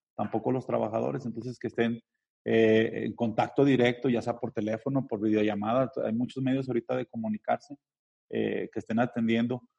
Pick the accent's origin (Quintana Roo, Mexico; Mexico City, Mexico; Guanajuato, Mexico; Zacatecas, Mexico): Zacatecas, Mexico; Somos zacatecanos